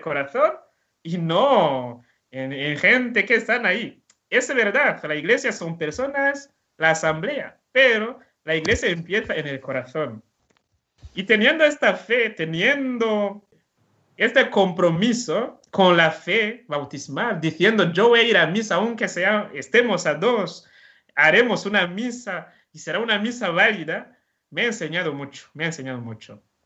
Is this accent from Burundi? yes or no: yes; Burundi; Spanish is a second language; moved away as an adult; now in Alcoy, Spain; esta falta de sacerdotes que teníamos ahí en Burundi, porque os he dicho que en mi pueblo no había